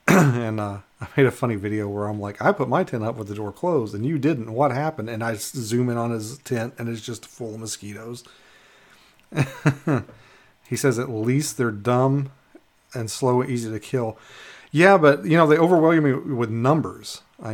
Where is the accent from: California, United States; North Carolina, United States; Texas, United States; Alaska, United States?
Alaska, United States; Minto; you need to check out like Minto Manly Hot Springs, because I'm from Minto